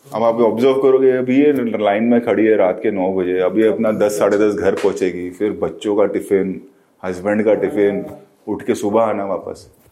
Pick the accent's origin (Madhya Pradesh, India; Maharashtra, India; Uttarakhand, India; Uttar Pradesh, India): Maharashtra, India; Mumbai; born or raised there